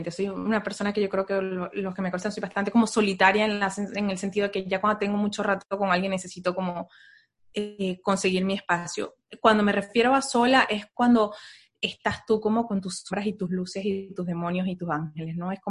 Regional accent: Venezuela; now in United States; de ahí nos vinimos de Venezuela, nos vinimos a Estados Unidos y aquí entonces fue cuando yo me di el permiso de empezar a considerar otras cosas.

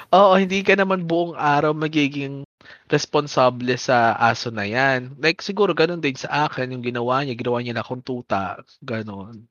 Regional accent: Manila, Metro Manila, Philippines; now in Bacoor, Philippines; nung dito sa Bacoor, uh, hindi kami ganoon nag ganon kapares yung pag-celebrate ng fiesta compared yung taga-Pandakan kami

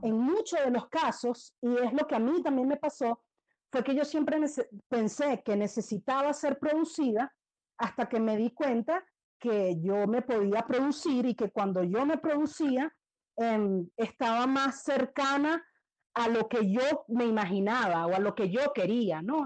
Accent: Venezuela; siendo yo venezolana

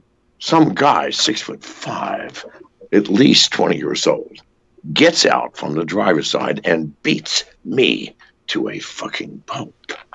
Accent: England, United Kingdom; born there; Well, I was born in England.

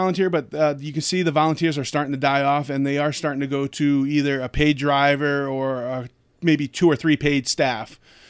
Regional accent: Honesdale, Pennsylvania, United States; I grew up in Honesdale all my life.

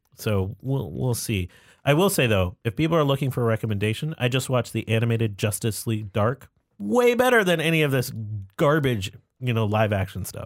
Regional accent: Buffalo, New York, United States; I was born in Buffalo, New York.

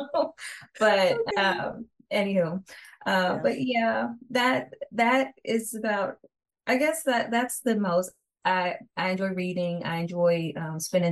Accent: Kansas City, United States; moved away as an adult; now in Aberdeen, United States; I'm actually from the Kansas City area, born and raised, but I reside in Maryland right now.

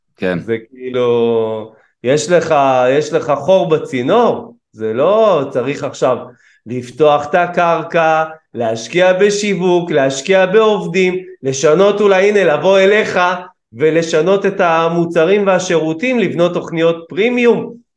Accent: Kiryat Ono, Tel Aviv District, Israel; גדלנו בקריית אונו, גם היום אני גר בקריית אונו

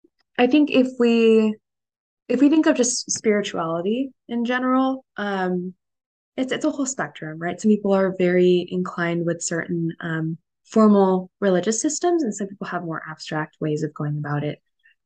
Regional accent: South India, India; Being South Indian, and there's a lot of things that are in a lot of the literature from ancient times

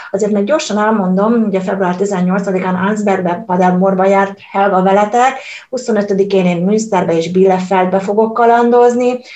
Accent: Hungary; now in Germany; én Magyarországról jövök, és Magyarországon tanultunk a német történelemről

